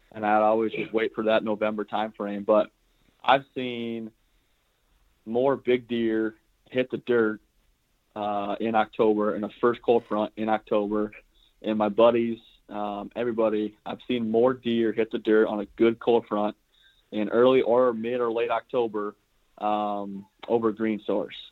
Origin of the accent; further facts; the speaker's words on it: South Central Iowa, United States; I'm from South Central Iowa. Uh, I live in a small town called Granger, yep. which is a suburb of Des Moines